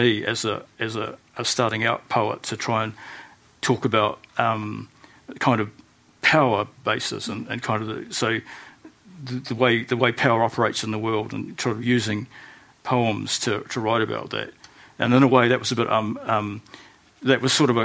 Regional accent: New Zealand; growing up in New Zealand, living in New Zealand

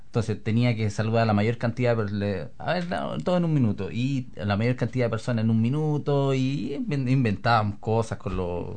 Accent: Linares, Maule, Chile; moved away as an adult; also born or lived in Talca; now in New Zealand; yo soy originario de Linares

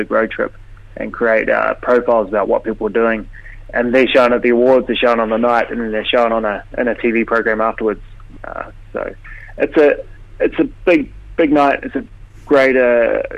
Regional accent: Otago, New Zealand; moved away; also born or lived in Dunedin; I grew up in the Catlins and spent my time in Dunedin

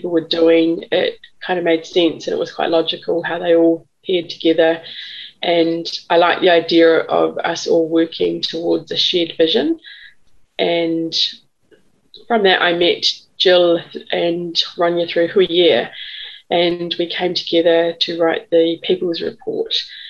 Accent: Gisborne, New Zealand; now in Ōtaki, New Zealand; I'm from Te Atiawa and from Te Changa Mahaki in Gisborne, and I live in Ōtaki.

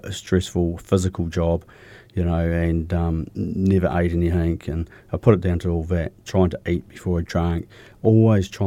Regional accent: Milton, Otago, New Zealand; also born or lived in Riverton / Dunedin; Yeah, I grew up down south. I was um, just out of Dunedin. I was born in Milton.

